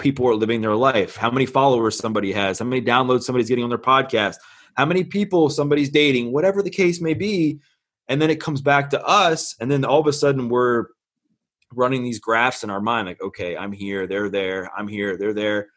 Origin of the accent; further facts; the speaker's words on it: Baltimore, Maryland, United States; I'm born and raised in Baltimore, Maryland